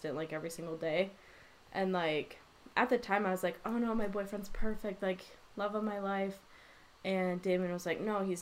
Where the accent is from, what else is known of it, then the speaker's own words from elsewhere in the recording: Grand Rapids, Michigan, United States; now in Wisconsin, United States; I'm from Grand Rapids, Michigan, so it's, like, right across the lake from Milwaukee